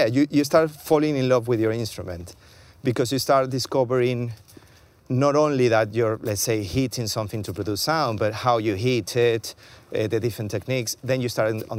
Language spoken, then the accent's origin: English; Venezuela; moved away as an adult; also born or lived in Argentina; now in London, United Kingdom; growing up in Venezuela was amazing